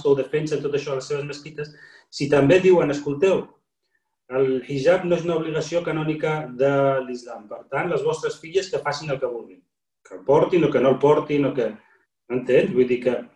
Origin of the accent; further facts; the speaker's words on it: Morocco; also born or lived in Catalonia; now in Spain; com a marroquí, musulmà, emigrat